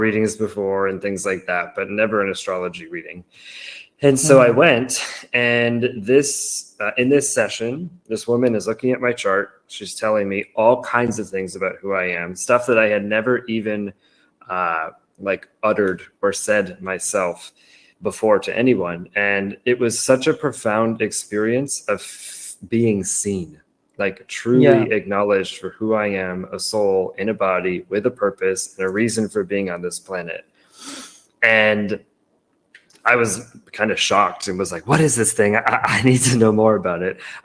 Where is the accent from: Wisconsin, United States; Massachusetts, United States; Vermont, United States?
Massachusetts, United States; moved away as an adult; also born or lived in San Diego, California; So I grew up in Massachusetts, which is on the Eastern seaboard. And I moved all the way to San Diego in California.